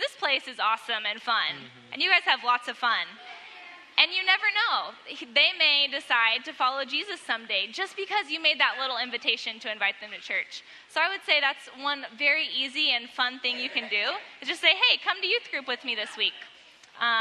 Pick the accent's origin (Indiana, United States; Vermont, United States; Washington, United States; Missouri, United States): Missouri, United States; Webb City; I grew up in Webb City and there's lots of churches